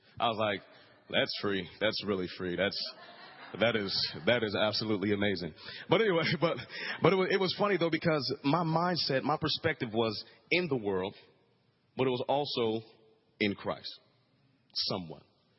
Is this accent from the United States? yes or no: yes; Pittsburgh, Pennsylvania, United States; also born or lived in Frankfurt, Germany / Greece; But I was born in Frankfurt, Germany. Then we lived in Greece. Of course, I'm an Army brat. And then we moved to Pittsburgh, Pennsylvania.